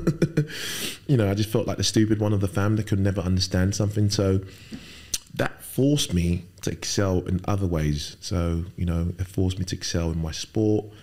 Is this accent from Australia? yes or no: no; London, United Kingdom; also born or lived in Lagos, Nigeria; spent best, best part of my life growing up in London, uh, most of it in Fulham